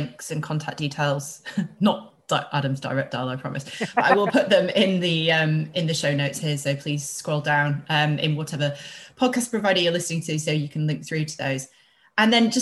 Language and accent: English; Yorkshire and the Humber, United Kingdom; I'm a Yorkshire girl